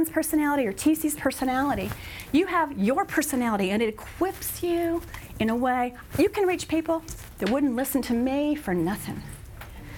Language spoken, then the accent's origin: English; Texas, United States; I'm from Texas, so it's coming out